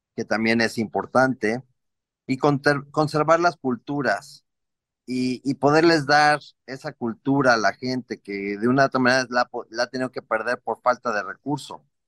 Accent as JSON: {"language": "Spanish", "region": "Mexico City", "country": "Mexico", "tie": "born or raised there", "also_born_or_lived": "Cancún", "moved": "yes", "lives_now": "Cuernavaca, Mexico", "said": "yo soy oriundo de la Ciudad de México. Sin embargo, ah, me ha tocado vivir en varias partes. Ahorita estoy en Cuernavaca."}